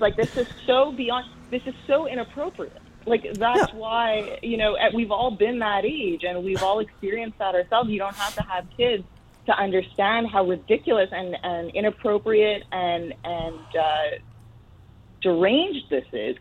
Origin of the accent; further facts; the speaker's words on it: Canada; now in New York City, United States; I come from Canada